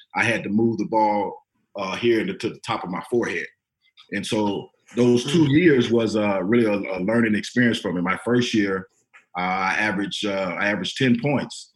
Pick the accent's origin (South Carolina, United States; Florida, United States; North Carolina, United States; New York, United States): Florida, United States; I'm from Florida, bro. It's hot as ah. heck out there.